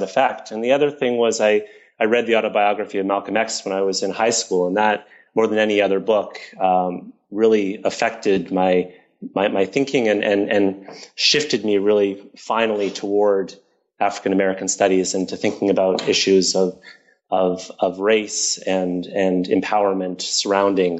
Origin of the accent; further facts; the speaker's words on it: Toronto, Ontario, Canada; I grew up in Toronto